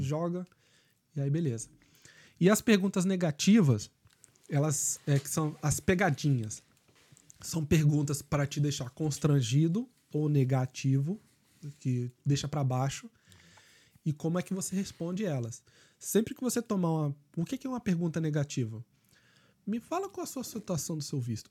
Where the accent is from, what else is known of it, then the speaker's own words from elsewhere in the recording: Brazil; moved away as an adult; also born or lived in Canada; now in Ireland; nós somos brasileiros